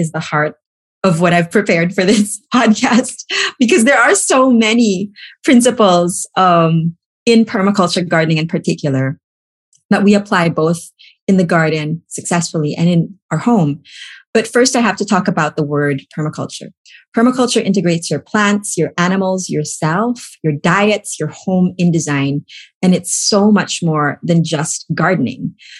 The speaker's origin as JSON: {"language": "English", "country": "Philippines", "moved": "yes", "lives_now": "Pennsylvania, United States", "said": "I came from the Philippines, and I always had this inclination towards things sustainable."}